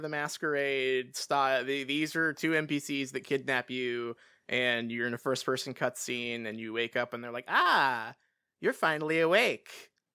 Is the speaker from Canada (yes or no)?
no; England, United Kingdom; I grew up in England